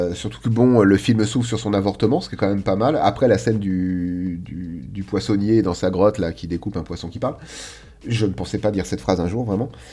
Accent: France; nous, petits français

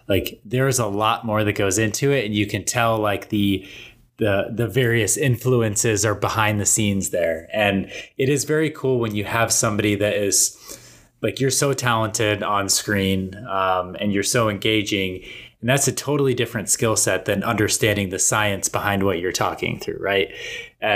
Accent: Colorado, United States; I have so many memories of growing up in Colorado

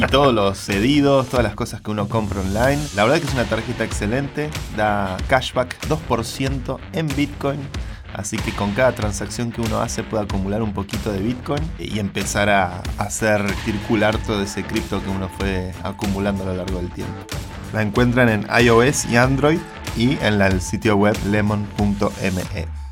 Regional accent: Buenos Aires, Argentina; todos los que somos de Buenos Aires

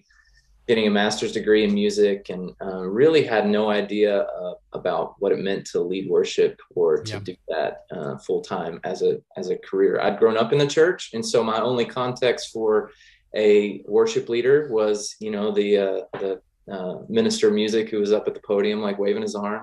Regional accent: Texas, United States; moved away as an adult; also born or lived in Nashville, Tennessee; I'm originally from Texas. And so I was living in Nashville at the time.

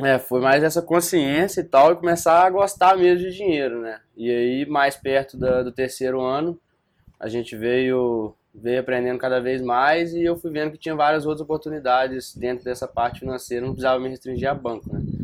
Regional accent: Viçosa, Minas Gerais, Brazil; moved away as an adult; now in Juiz de Fora, Brazil; sou de Viçosa, né? É... Morei minha vida inteira lá, desde que nasci até os 18 anos

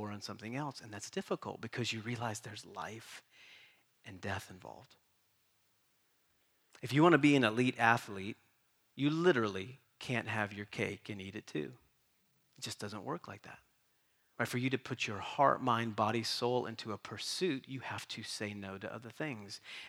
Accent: East Coast, United States; also born or lived in Boston / Kentucky / North Carolina; now in San Diego, United States; how in the world did we get to San Diego? We grew up on the East Coast in a small mountain town. Everybody looked the same, thought the same, ate the same. We come to Boston, and then God leads us there for 11 years, and then he takes us to Kentucky

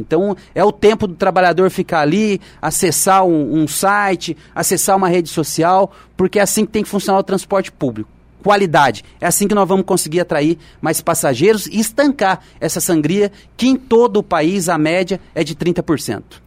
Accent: Olímpio Noronha, Minas Gerais, Brazil; now in Jacareí, Brazil; na minha terra lá, no, em Minas

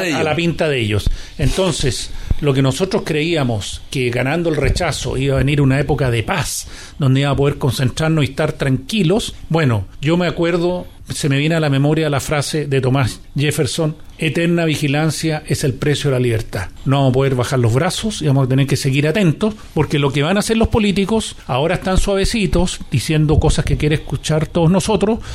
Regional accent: Chile; somos todos chilenos

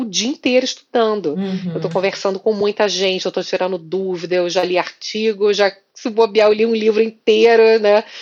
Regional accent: Rio de Janeiro, Brazil; eu sou carioca

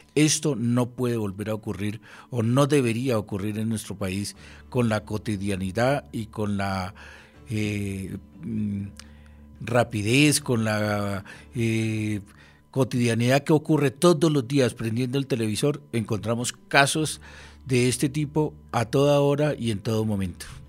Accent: Colombia; uno como colombiano

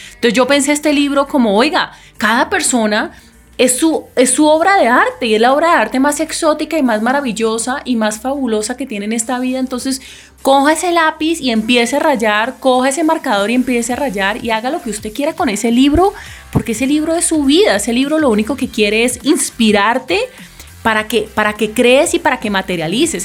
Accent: Cali, Valle del Cauca, Colombia; Yo soy caleña y me gusta la salsa

